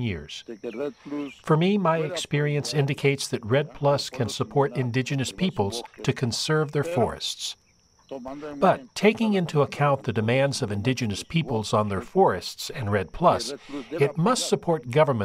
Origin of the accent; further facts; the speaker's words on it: Guna Yala, Panama; I am Kuna from Panama. I live in the Uzdub community, which is part of the Kuna Yala community